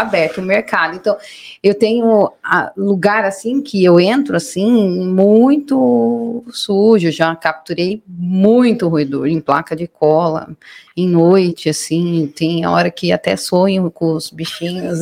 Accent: Mairinque, São Paulo, Brazil; also born or lived in São Roque; Nascidas e crescidas em Mairink

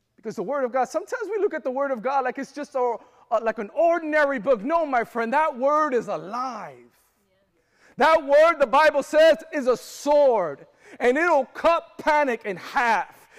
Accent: Florida, United States; I'm from Florida

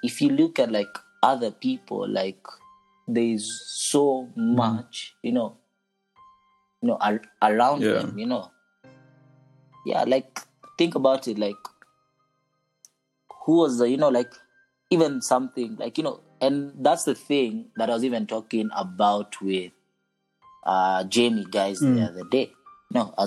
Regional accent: Kenya; being in a British system school my whole life, my Kenyan history

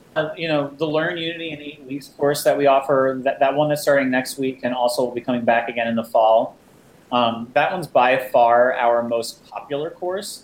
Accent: New Jersey, United States; moved away as an adult; now in New York City, United States; I'm from this area originally. I grew up in New Jersey. Uh, moved to New York when I was uh, going to college at NYU uh, for undergrad

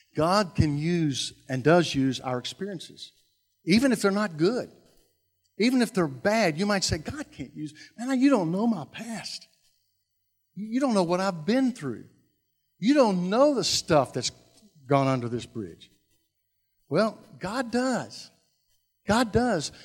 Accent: Louisville, Kentucky, United States; I grew up in South Louisville

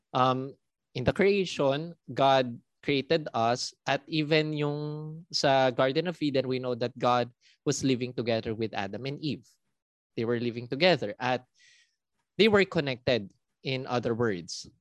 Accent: Philippines; also born or lived in Singapore; Pinoy po talaga ako

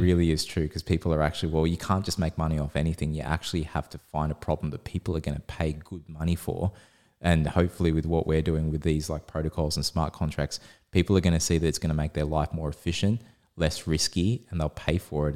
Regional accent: Australia; we're Aussie

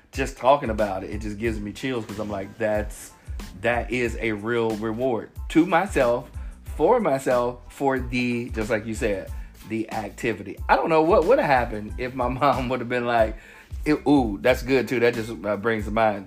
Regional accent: Cincinnati, Ohio, United States; I'm from Cincinnati, so we have this place called the United Dairy Farmer

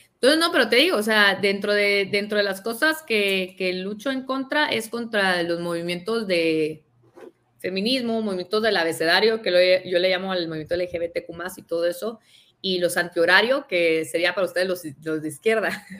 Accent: Guatemala; nosotros somos de Guatemala

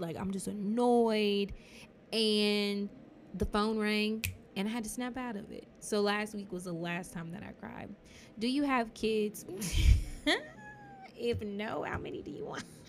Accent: Dallas, Texas, United States; Dallas, Texas, at St. Paul Hospital, which is now UT Southwestern.

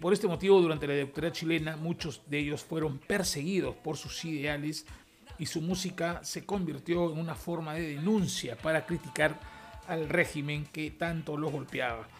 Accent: Peru; en mi país, que es Perú

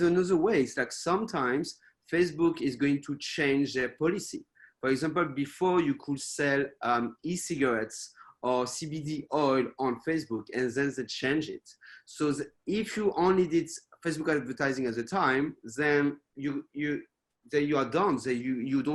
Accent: France; also born or lived in United States / United Kingdom / Spain / Australia; now in Taiwan; even if I'm based in Taiwan, I'm not from Taiwan originally, I'm from France.

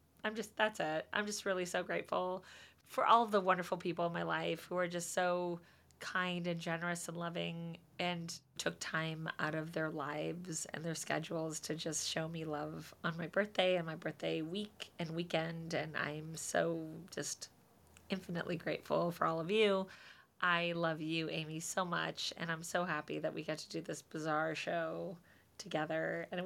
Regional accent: New Zealand; I'm from New Zealand, and 20 years ago, a lawyer in my town concocted a plan to kidnap a wealthy businessman

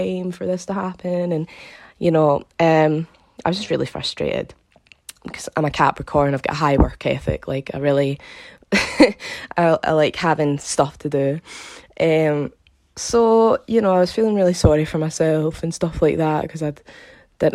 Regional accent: Glasgow, Scotland, United Kingdom; I'm from Glasgow in Scotland.

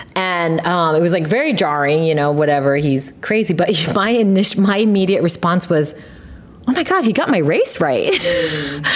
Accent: California, United States; moved away; I grew up in California

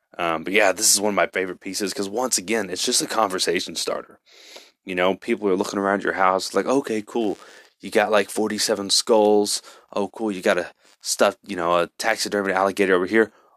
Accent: Texas, United States; I'm from Texas

